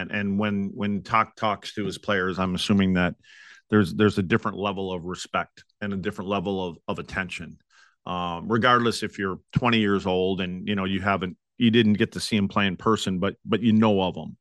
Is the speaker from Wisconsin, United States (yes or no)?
yes; Wisconsin, United States; moved away; my hometown up in Wisconsin